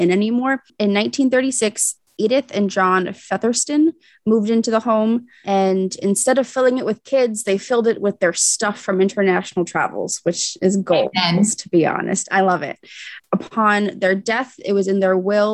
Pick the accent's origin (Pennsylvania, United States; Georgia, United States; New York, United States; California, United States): Pennsylvania, United States; Central; I'm from Central Pennsylvania